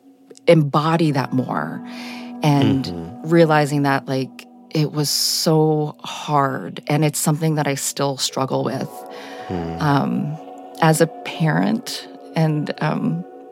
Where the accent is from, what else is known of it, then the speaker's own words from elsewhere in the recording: Chappaqua, New York, United States; I was raised in Chappaqua, New York